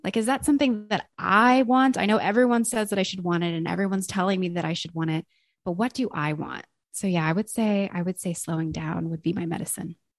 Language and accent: English; Los Angeles, California, United States; I am from Los Angeles, California